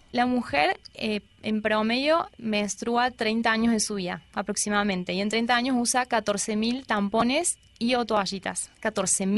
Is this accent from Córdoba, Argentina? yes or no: yes; Córdoba, Argentina; moved away as an adult; now in Colombia; En Córdoba, yo soy de Córdoba